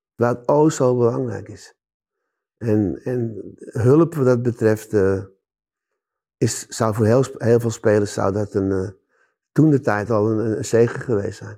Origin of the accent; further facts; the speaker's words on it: Amsterdam, North Holland, Netherlands; ik ben in Amsterdam geboren.